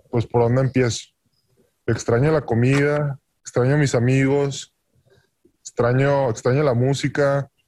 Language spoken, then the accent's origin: Spanish; Mexico; Pues es que los mexicanos tenemos mucho talento para muchas cosas y pues los mexicanos somos somos